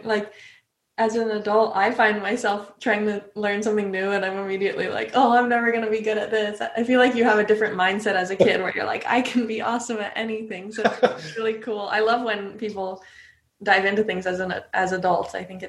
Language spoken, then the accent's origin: English; California, United States; So I grew up in California. My dad is from Illinois and his dad played the banjo, my grandpa.